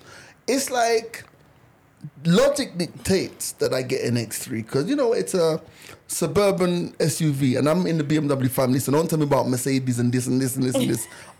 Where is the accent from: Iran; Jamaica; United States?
Jamaica; moved away; When I was growing up in Jamaica